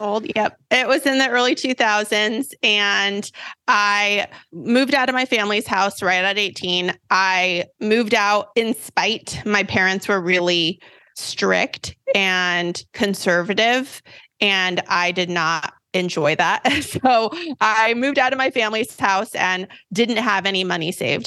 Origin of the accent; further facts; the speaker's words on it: Sacramento, California, United States; I have grown up in Sacramento, California